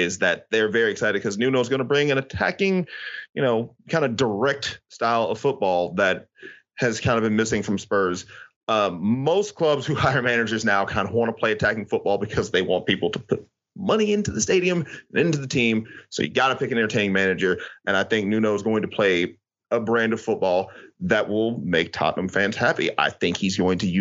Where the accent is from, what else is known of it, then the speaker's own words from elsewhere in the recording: United States; I'm going to speak as an American